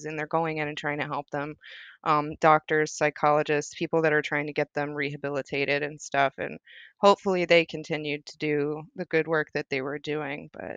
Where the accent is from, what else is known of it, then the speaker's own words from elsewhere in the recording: the South, United States; moved away; also born or lived in Oklahoma; growing up in the South